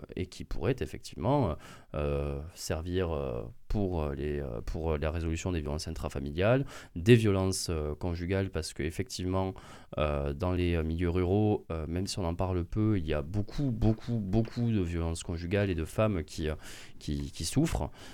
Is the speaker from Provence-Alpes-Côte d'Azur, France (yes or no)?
no; near Angers, Pays de la Loire, France; de là où je viens, à Florence, d'Angers